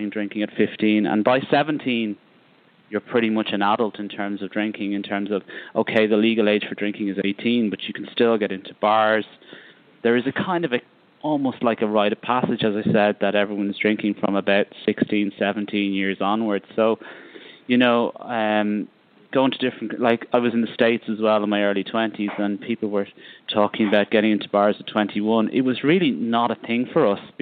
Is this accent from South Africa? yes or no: no; Ireland; I'm from Ireland